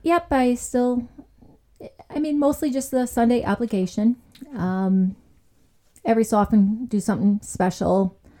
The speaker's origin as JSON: {"language": "English", "town": "Chicago", "region": "Illinois", "country": "United States", "tie": "born or raised there", "said": "I was born in Chicago, South Side"}